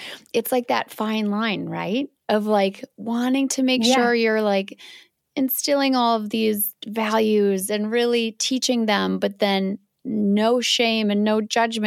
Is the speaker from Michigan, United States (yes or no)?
no; Wisconsin, United States; I'm from Wisconsin